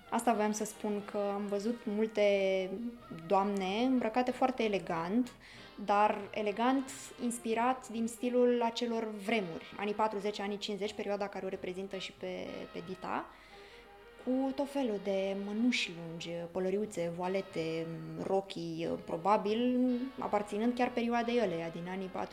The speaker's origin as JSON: {"language": "Romanian", "country": "Romania", "said": "din ce țară călătoresc și în momentul în care am spus România"}